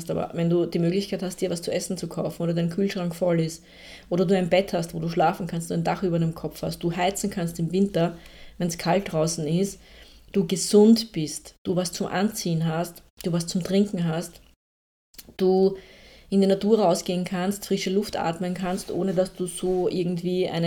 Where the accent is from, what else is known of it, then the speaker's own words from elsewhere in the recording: Austria; Also ich bin eine, eine Österreicherin und da gibt es dann halt einen heftigen Dialekt auch dahinter dann teilweise.